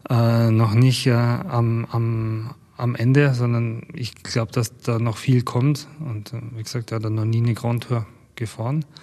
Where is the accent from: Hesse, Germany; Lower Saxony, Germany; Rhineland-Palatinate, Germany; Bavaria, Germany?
Bavaria, Germany; Wir kommen aus Bayern